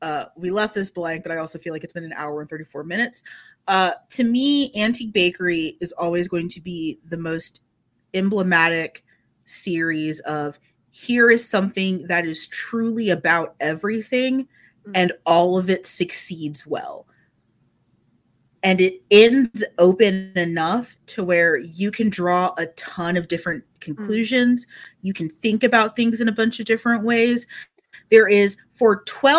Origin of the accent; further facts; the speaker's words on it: Texas, United States; I'm not just an American, but also a Texan